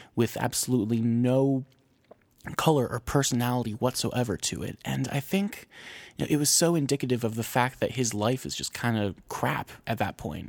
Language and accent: English; New Jersey, United States; I'm from New Jersey. I'm from the Garden State.